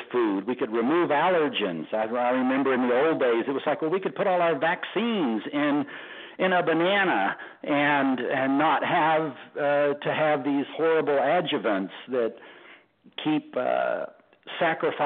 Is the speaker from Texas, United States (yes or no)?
yes; Texas, United States; being a Texan